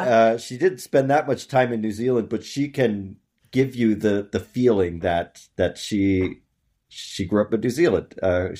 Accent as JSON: {"language": "English", "country": "United States", "said": "I've become more comfortable with saying that I'm an American."}